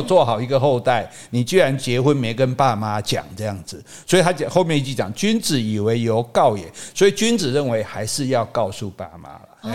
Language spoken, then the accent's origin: Chinese; Sanxing, Yilan County, Taiwan; 我依然啊，我依然三生乡出世